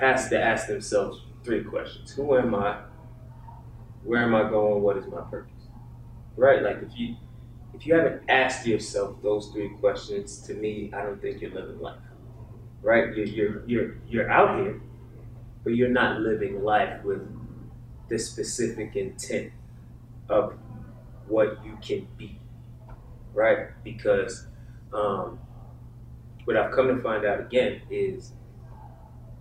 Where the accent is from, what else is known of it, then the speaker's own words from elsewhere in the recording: New York, United States; I'm from New York